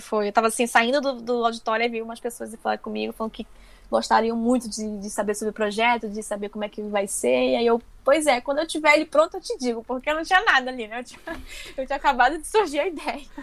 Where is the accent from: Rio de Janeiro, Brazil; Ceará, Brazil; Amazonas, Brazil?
Amazonas, Brazil; now in São Paulo, Brazil; como eu sou uma mulher do norte, né? Eu sou amazonense e eu estou aqui no meio da produção de quadrinhos que fica em São Paulo